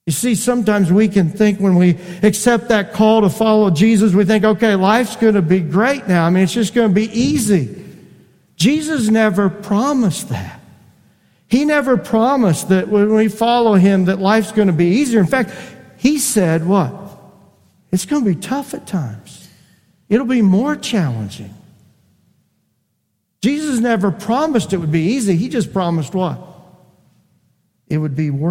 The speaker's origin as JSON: {"language": "English", "region": "Indiana", "country": "United States", "tie": "born or raised there", "said": "I grew up in Indiana."}